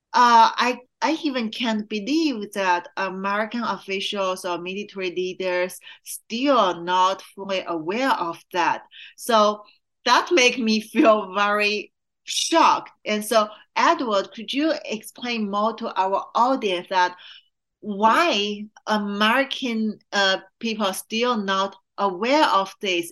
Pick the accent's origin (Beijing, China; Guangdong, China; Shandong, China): Shandong, China; Qingdao; moved away; my hometown Qingdao